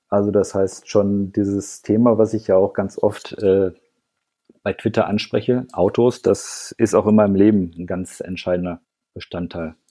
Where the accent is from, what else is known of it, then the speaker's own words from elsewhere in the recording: Ruhr area, North Rhine-Westphalia, Germany; now in Frankfurt am Main, Germany; dass ich halt im Ruhrgebiet aufgewachsen bin